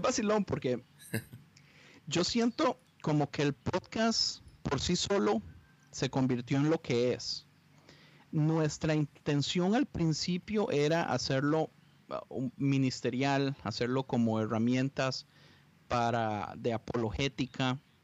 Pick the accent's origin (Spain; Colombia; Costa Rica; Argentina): Costa Rica; moved away as an adult; now in Los Angeles, United States; yo soy de Costa Rica. Eh, viví en Costa Rica mis primeros 17 años de vida